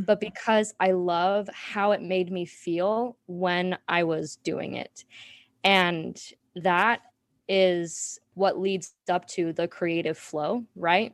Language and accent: English; Salt Lake City, Utah, United States; moved away as an adult; also born or lived in Washington, D.C.; I was born and raised in Salt Lake City, Utah